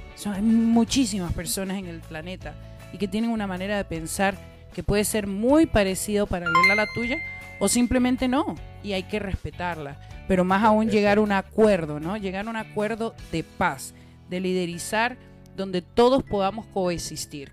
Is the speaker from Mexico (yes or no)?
no; Venezuela; yo soy venezolana